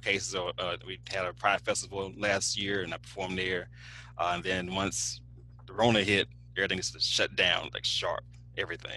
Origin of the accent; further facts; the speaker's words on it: Alexandria, Louisiana, United States; I grew up in Alexandria